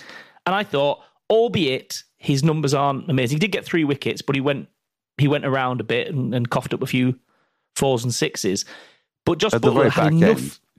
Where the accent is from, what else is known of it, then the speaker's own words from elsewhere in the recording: England, United Kingdom; We're sitting here as English T20 pundits